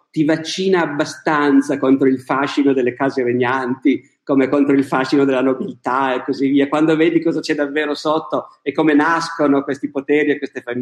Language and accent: Italian; Bergamo, Lombardy, Italy; Io nato... sono nato a Bergamo, adoro Bergamo.